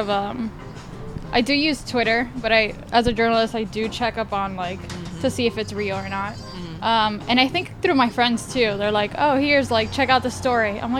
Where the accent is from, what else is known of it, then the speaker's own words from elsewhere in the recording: Indianapolis, Indiana, United States; I'm originally from Indianapolis, and I've lived here for almost six years.